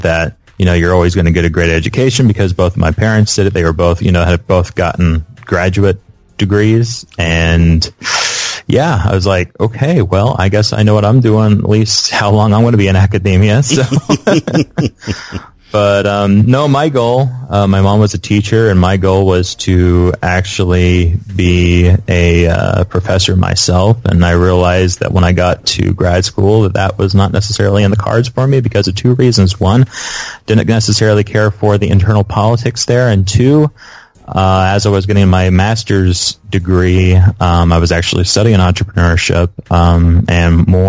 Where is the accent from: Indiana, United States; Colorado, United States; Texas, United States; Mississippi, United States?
Indiana, United States; the thing about Midwesters is that we, you know, we always have a strong work ethic.